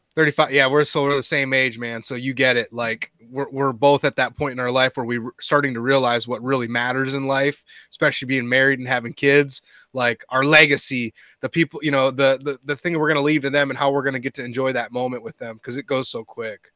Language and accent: English; Minnesota, United States; growing up in Minnesota